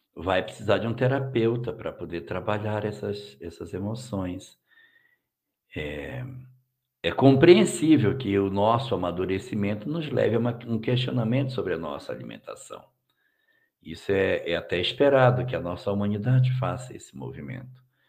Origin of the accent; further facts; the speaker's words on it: Cacoal, Rondônia, Brazil; da minha terra, ô oh, meu pai. Isso Cacoal